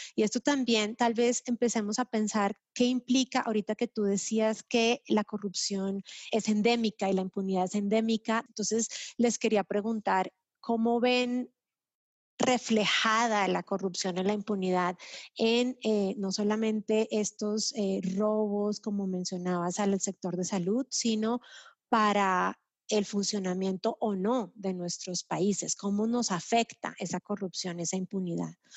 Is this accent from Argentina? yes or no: no; Colombia; yo como colombiana y compatriota también